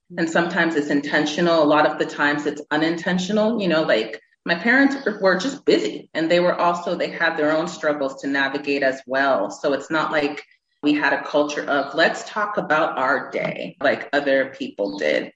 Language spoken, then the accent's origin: English; Massachusetts, United States; moved away as an adult; also born or lived in Houston, Texas / Worcester, Massachusetts / California; now in Nigeria; I grew up in Massachusetts. That's where I spent, I would say, my formative years